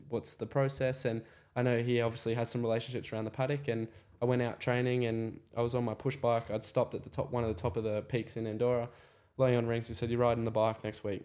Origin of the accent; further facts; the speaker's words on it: Australia; I was in the paddock as another Aussie